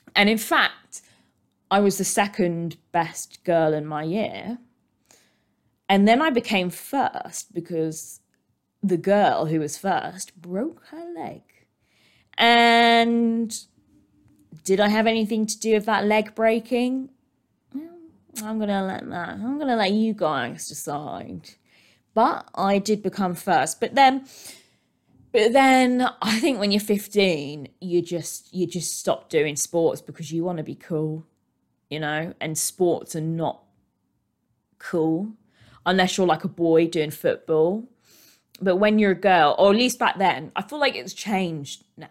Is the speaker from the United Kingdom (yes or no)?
yes; United Kingdom; we are British. We are British. British, British, British